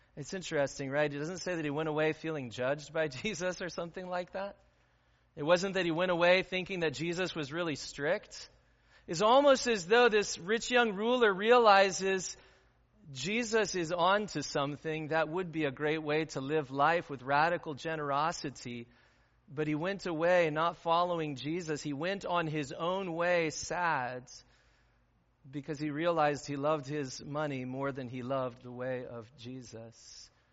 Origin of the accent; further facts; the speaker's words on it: Midwest, United States; also born or lived in Aurora; as Midwesterners